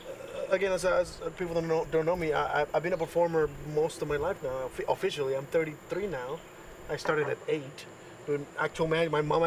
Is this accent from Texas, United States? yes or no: yes; Austin, Texas, United States; also born or lived in Mexico City, Mexico; I am a magician from Austin. I was born in Mexico City. My mom married some douchebag. I beat him up. I escaped, kind of. My mom basically sent me to my dad here in Austin.